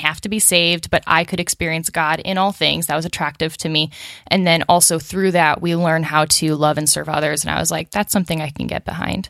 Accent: Chicago, Illinois, United States; moved away as an adult; also born or lived in Los Angeles; now in Nashville, United States; I was born outside Chicago in the suburbs

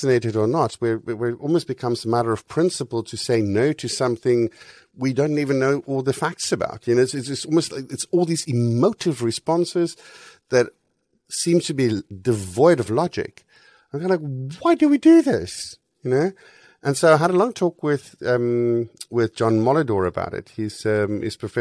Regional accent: South Africa; I grew up in South Africa

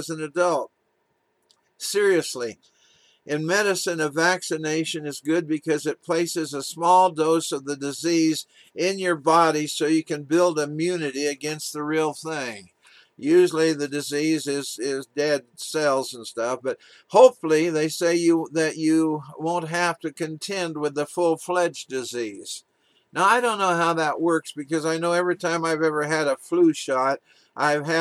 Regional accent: Walla Walla, Washington, United States; as a little boy being taken to the Walla Walla Clinic in my hometown, Walla Walla, Washington, to get my vaccinations

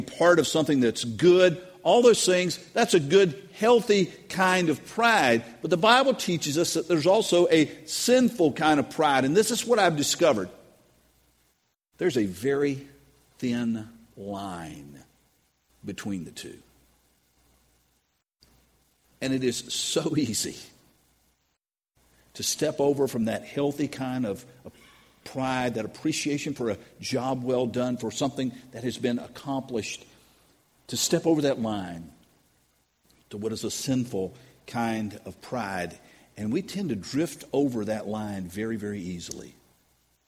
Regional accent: United States; I'm an American

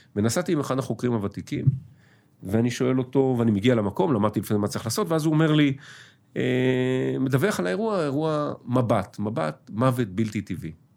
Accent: Tel Aviv, Tel Aviv District, Israel; אני גדלתי בתל אביב, אה, נולדתי בתל אביב, גדלתי בתל אביב

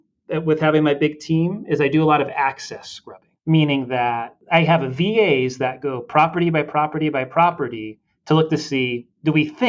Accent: Southern California, United States; moved away; I was raised in Southern California, right? So I went to high school down there

